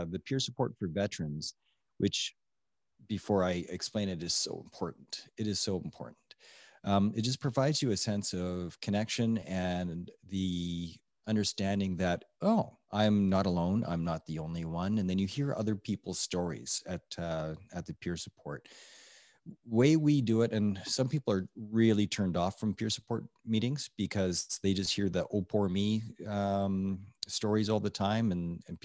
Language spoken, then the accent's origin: English; Edmonton, Alberta, Canada; now in Okotoks, Canada; I grew up in Edmonton